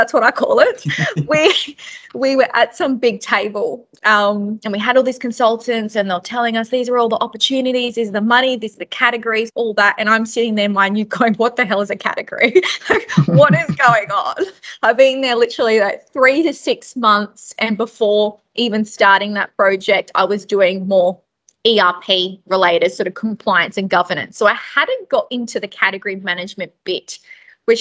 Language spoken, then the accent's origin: English; Darwin, Northern Territory, Australia; moved away; also born or lived in Brisbane; I grew up basically in Darwin for 16 plus years